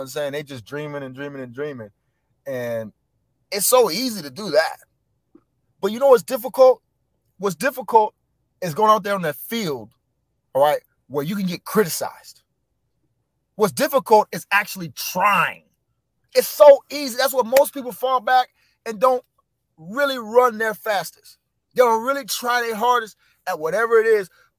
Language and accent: English; Orlando, Florida, United States; also born or lived in Jacksonville, Florida; I grew up in Orlando, you know what I'm saying? Castleberry, Altamont